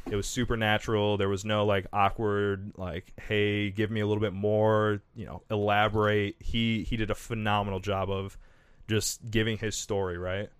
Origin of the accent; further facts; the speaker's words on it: Kalamazoo, Michigan, United States; I'm from Kalamazoo